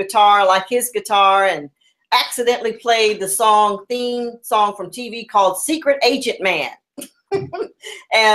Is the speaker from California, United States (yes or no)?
yes; Los Angeles, California, United States; also born or lived in Chicago; I growing up in the Crenshaw area for me was very family orientated